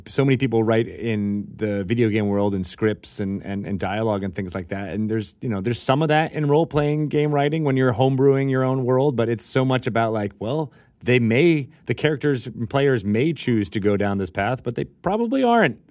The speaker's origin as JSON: {"language": "English", "region": "Connecticut", "country": "United States", "tie": "born or raised there", "said": "I was uh, I was in Connecticut. I could uh, on the on the uh, Long Island Sound"}